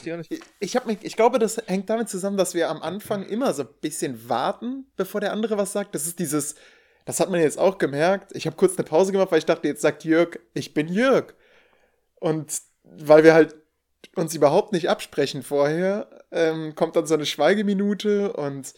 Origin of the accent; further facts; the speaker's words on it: Rhineland, Germany; now in Münsterland, Germany; bin Rheinländer